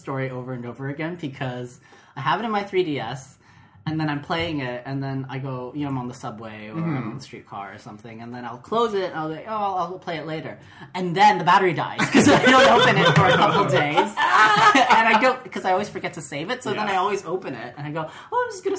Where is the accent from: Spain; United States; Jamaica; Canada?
Canada; As a Canadian looking across the world.